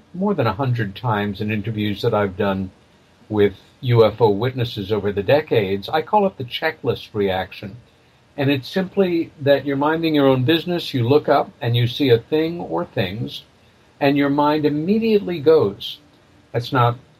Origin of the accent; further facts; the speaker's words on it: Long Island, New York, United States; I was born in New York City, and I came of age in a very lovely little village about 30 miles east of Manhattan on Long Island